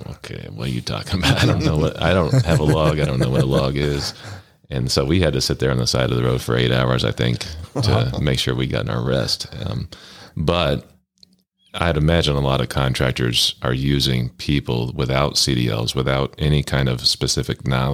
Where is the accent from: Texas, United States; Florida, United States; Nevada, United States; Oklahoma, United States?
Oklahoma, United States; I'm from Oklahoma